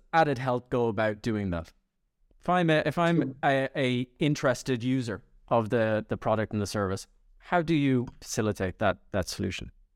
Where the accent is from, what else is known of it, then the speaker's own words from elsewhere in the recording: Ireland; I'm Irish